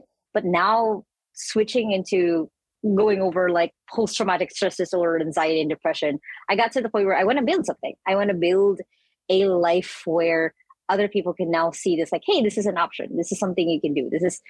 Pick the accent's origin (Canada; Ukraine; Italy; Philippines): Philippines; I'm from the Philippines.